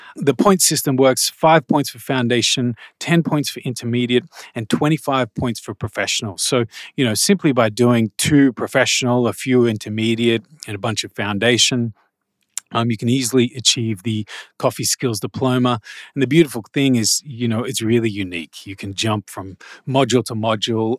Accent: Australia; also born or lived in Malaysia; I'm Australian, so I know what it's like here

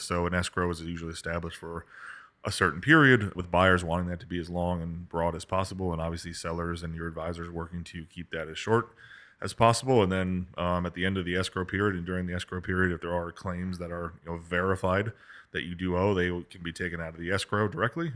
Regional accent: Kansas, United States; moved away; I grew up in Kansas

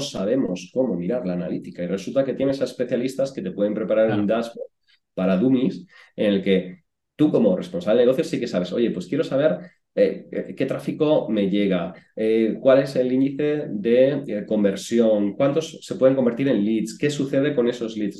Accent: Puebla de la Calzada, Extremadura, Spain; moved away as an adult; also born or lived in Madrid; yo vengo de un pueblo pequeñito de, Badajoz que se llama Puebla de la Calzada y hasta los 18 años, pues yo estaba ahí en mi pueblo con, con mi familia

